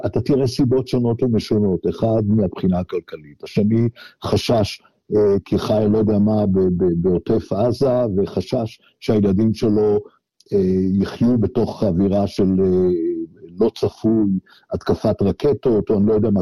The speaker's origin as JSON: {"language": "Hebrew", "country": "Israel", "moved": "as an adult", "lives_now": "Australia", "said": "אני מדבר כישראלי החי היום מחוץ לישראל"}